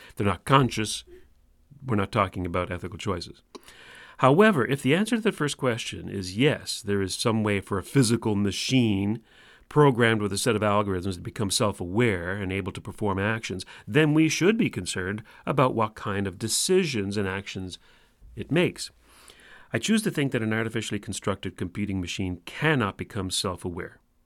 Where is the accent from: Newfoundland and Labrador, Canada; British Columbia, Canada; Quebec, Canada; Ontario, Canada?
Newfoundland and Labrador, Canada; accent: Newfoundland; my Newfoundland accent